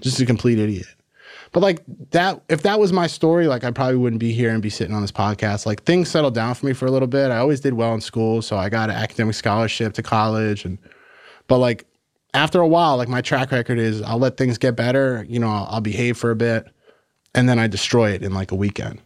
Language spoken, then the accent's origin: English; Massapequa Park, New York, United States; I grew up in, in Long Island, New York, in Massapequa Park.